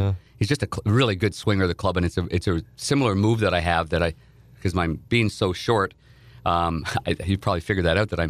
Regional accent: Nepean, Ontario, Canada; I grew up in Nepean, Ontario, which is outside of Ottawa, the nation's capital

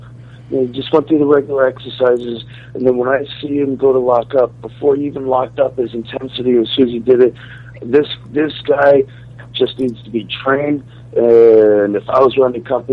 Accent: Washington, United States; also born or lived in Virginia; I was born in Virginia, but I grew up in Washington State

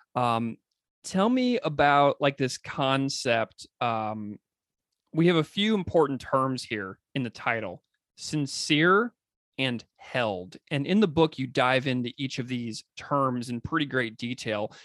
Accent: St. Louis, Missouri, United States; my hometown at the Danforth Center on Religion and Politics at Washington University in St. Louis

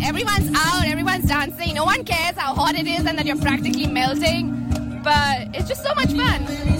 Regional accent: India; I'm from India.

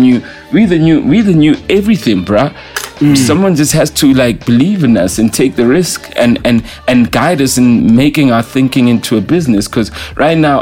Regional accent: Katlehong, Gauteng, South Africa; I'm from Katlehong, Tlahati

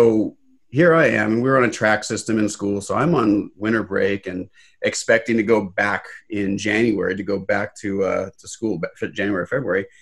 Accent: Los Angeles, California, United States; I was born in Los Angeles

